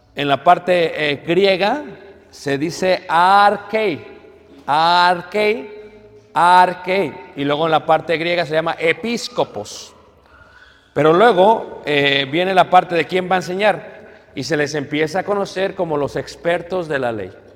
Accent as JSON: {"language": "Spanish", "country": "Mexico", "said": "nosotros como mexicanos"}